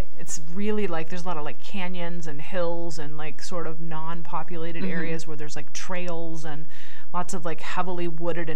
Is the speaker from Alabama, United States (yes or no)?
no; Snohomish, Washington, United States; moved away; also born or lived in Escondido; I grew up in Snohomish, in pretty much deep country